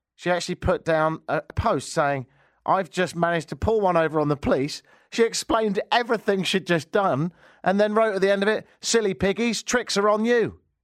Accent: Brighton, South East England, United Kingdom; moved away; my hometown of Brighton in, uh, southern England

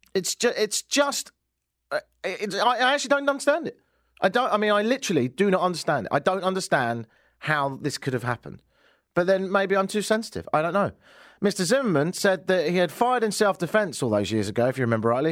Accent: Brighton, South East England, United Kingdom; now in Toronto, Canada; Brighton, which is near London.

